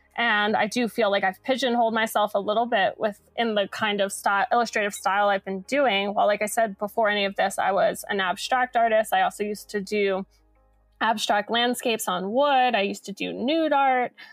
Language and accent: English; Philadelphia, Pennsylvania, United States; I grew up in Center City, Philadelphia